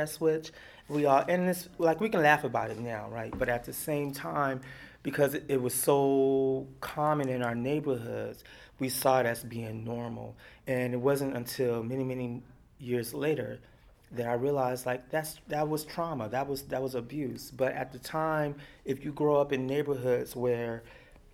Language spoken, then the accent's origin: English; Beaumont, Texas, United States; also born or lived in Heidelberg, Germany; now in New York, United States; I grew up in Beaumont, Texas